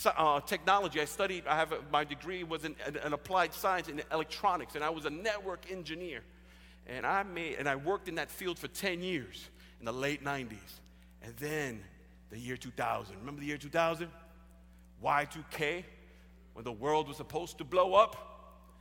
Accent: New York City, New York, United States; We grew up in Spanish Prospect there in the South Bronx.

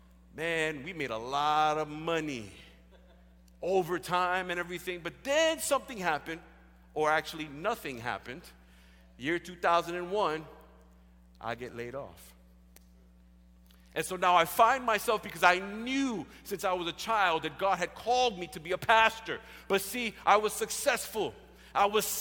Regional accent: New York City, New York, United States; We grew up in Spanish Prospect there in the South Bronx.

